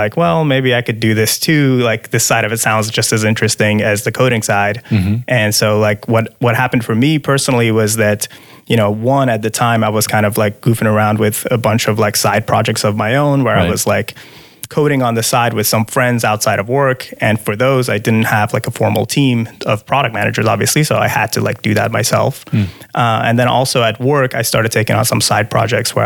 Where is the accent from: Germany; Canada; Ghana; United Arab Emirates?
United Arab Emirates; Dubai; moved away as an adult; also born or lived in Iran / Miami; now in Seattle, United States; So I'm from Iran. I grew up outside of Iran, though. So ever since I was little, my parents moved to Dubai